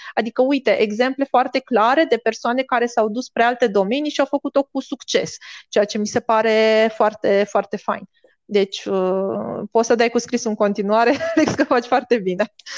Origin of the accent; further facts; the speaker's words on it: Bacău, Bacău County, Romania; moved away as an adult; now in Bucharest, Romania; eu vin și din Bacău, în provincie